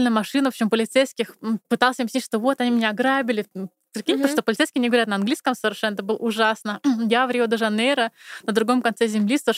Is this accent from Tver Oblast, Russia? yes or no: no; Moscow, Russia; moved away as an adult; now in Germany; я …, мне 35 лет, я приехала из Москвы где-то три с половиной года назад.